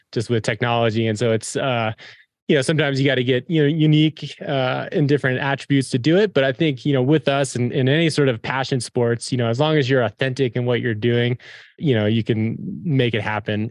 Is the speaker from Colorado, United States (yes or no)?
yes; Front Range, Colorado, United States; grew up, we grew up in the Front Range